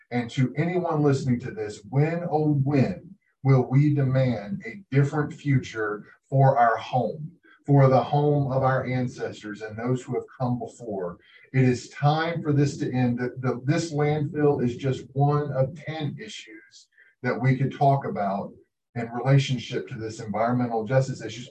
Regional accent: Appalachia, United States; also born or lived in Pike County, Kentucky; I am Appalachian

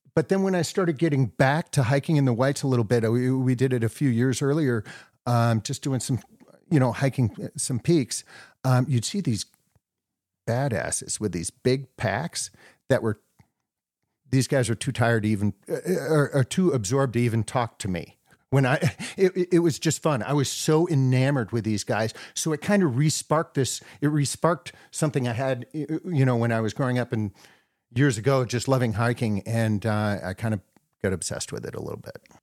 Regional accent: New Hampshire, United States; now in Wisconsin, United States; I'm a Wisconsinite now, but I grew up in New Hampshire hiking the whites

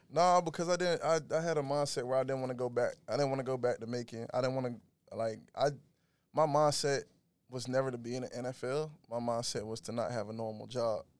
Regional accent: Macon, Georgia, United States; moved away as an adult; also born or lived in Oakland; I'm originally from Macon, Georgia. Uh, was raised, born and raised there

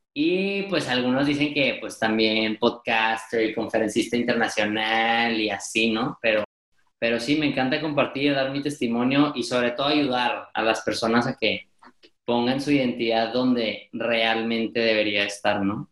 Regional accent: Monterrey, Nuevo León, Mexico; estudio comunicación en Monterrey, soy regiomontano, aquí mexicano

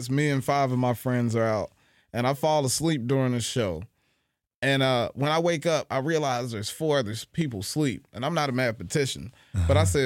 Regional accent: Cincinnati, Ohio, United States; I'm from Cincinnati, but actually the first time I stepped on stage was in Scarlet and Gray in Columbus, Ohio.

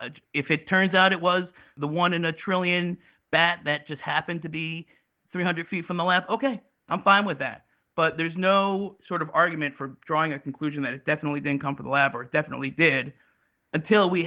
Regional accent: United States; as an American

